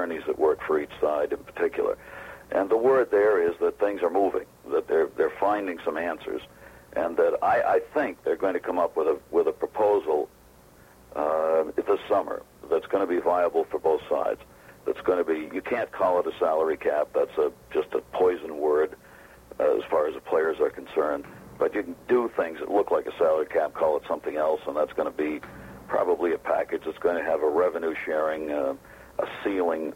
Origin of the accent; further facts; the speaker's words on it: Maine, United States; moved away; That's where I'm from, right. Born and raised